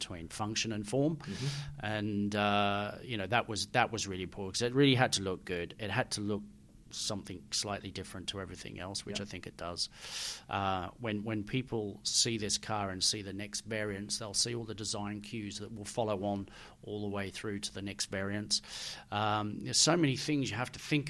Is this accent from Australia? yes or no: yes; Australia; moved away; my dad was Australian and I grew up in Australia